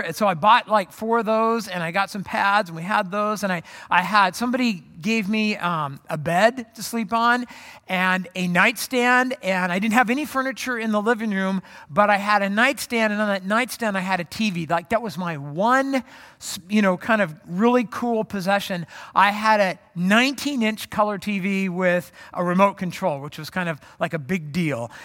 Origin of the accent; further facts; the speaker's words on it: Orange County, California, United States; moved away as an adult; also born or lived in Phoenix; I grew up in Orange County, moved to Phoenix to go to college